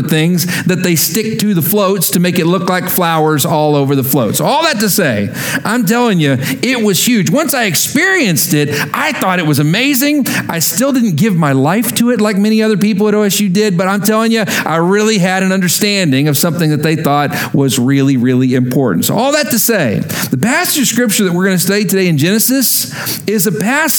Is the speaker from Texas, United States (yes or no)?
yes; Texas, United States; moved away as an adult; also born or lived in Oklahoma; I moved from growing up in Texas to going to Oklahoma State for college